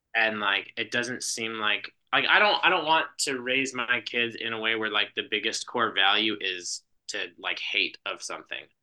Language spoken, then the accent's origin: English; Gallup, New Mexico, United States; moved away; I grew up in New Mexico, in Gallup, like right on the, right on the edge of the Navajo reservation, was where I lived until I was eighteen.